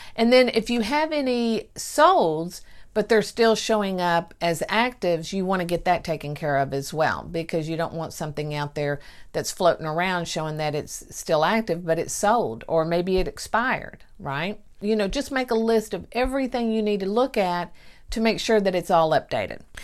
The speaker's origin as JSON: {"language": "English", "town": "Mineola", "region": "Texas", "country": "United States", "tie": "born or raised there"}